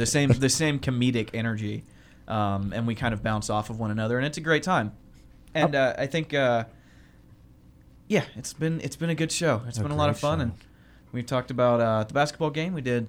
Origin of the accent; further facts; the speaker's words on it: Warner Robins, Georgia, United States; Well, I'm from Middle Georgia.